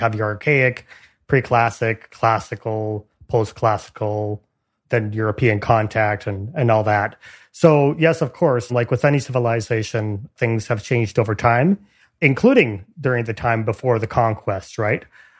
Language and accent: English; Mérida, Yucatán, Mexico; here in my hometown of Mérida. That's the capital of the state of Yucatan in Mexico. Like virtually everybody who is from here, I have mestizo heritage.